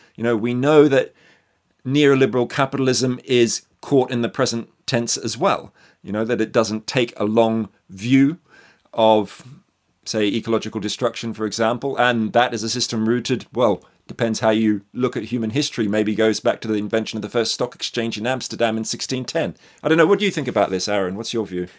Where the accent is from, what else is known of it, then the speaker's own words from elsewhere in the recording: Australia; I'm born and bred in Australia